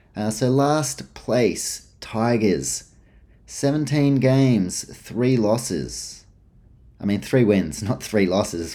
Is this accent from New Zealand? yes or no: yes; New Zealand; I grew up in New Zealand, but dad's from Canberra